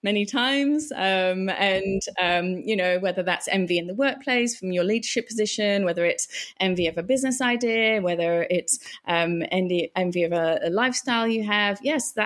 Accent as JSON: {"language": "English", "region": "England", "country": "United Kingdom", "moved": "yes", "lives_now": "Australia", "said": "I'm English, and you know, I've come here"}